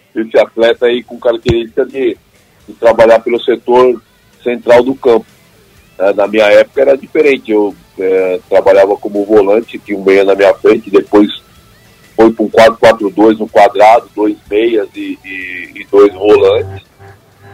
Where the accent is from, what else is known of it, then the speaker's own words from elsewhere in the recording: São Paulo, Brazil; moved away as an adult; minha infância, onde eu comecei foi aqui no Bosque da Saúde, onde eu moro